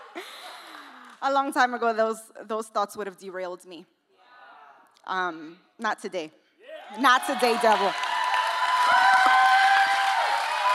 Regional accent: New York City, New York, United States; now in California, United States; I'm from New York. I don't know if you can hear the accent. I'm from the Bronx. I was raised in the projects

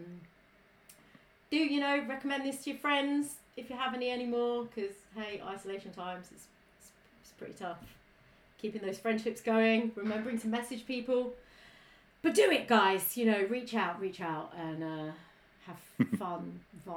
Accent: Italy; I am Italian. I'm not Australian

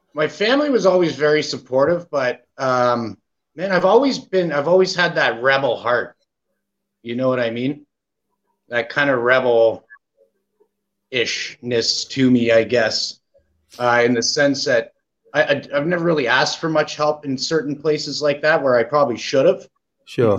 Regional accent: Canada; being Canada, uh, Canadian kid, right? Growing up in Canada, right? My whole life here

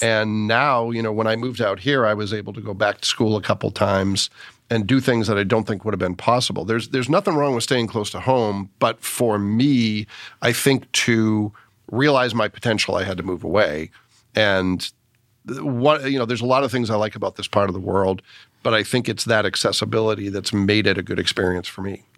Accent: Massachusetts, United States; moved away; growing up in Massachusetts

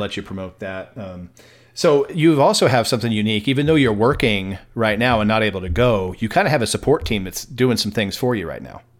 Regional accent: El Paso, Texas, United States; my hometown

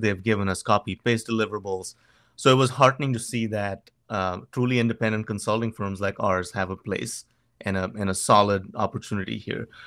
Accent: Goa, India; moved away as an adult; now in United States; in Goa, my hometown

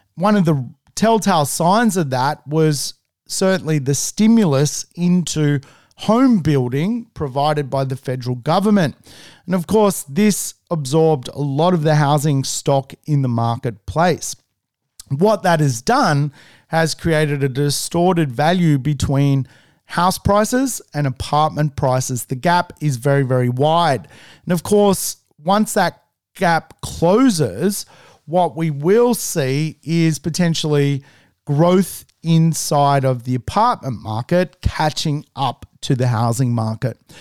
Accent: Sydney, New South Wales, Australia; I've lived in Sydney for all my entire life

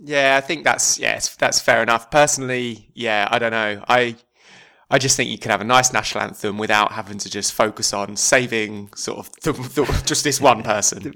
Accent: just outside of Chelmsford, East of England, United Kingdom; I'm from just outside of Chelmsford

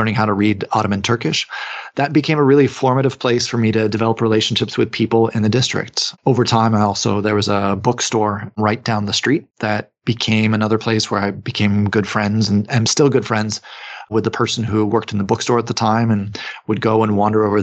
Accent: United States; I'm from the United States

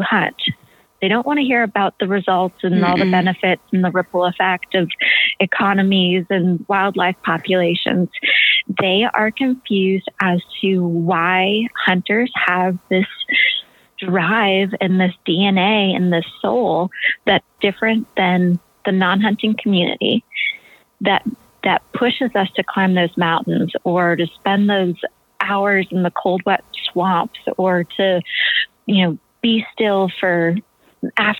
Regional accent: Maine, United States; moved away as an adult; also born or lived in Africa; growing up in Maine

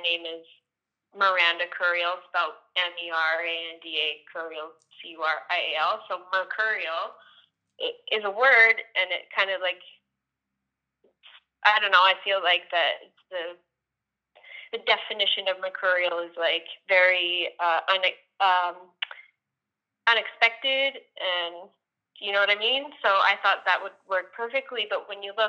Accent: Calgary, Alberta, Canada; I'm from Calgary, Alberta, Canada

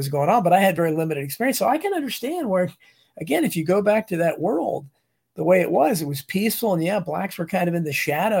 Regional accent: Northern Virginia, United States; even when I grew up in Northern Virginia, we had a street that was not far from me that was the black street. Only black families lived there.

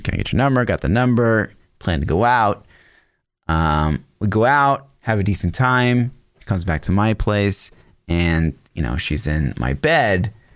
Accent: Olathe, Kansas, United States; I, I grew up in Olathe

